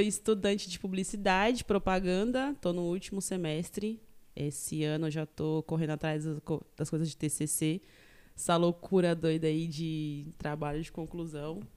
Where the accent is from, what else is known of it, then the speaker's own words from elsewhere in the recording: Taboão da Serra, São Paulo, Brazil; also born or lived in São Sebastião, São Paulo; Eu nasci em São Sebastião, no litoral norte de São Paulo. É, e aí, meu, depois eu vim pra região do Taboão da Serra, zona sul de São Paulo. E faz vinte e tantos, 23 anos que eu moro aqui em Taboão